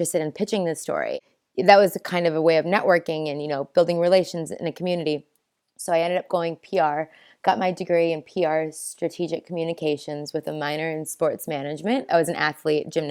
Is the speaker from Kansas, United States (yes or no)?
no; Minnesota, United States; moved away as an adult; also born or lived in Chicago; now in New Zealand; I am from Minnesota originally, where I was born and raised.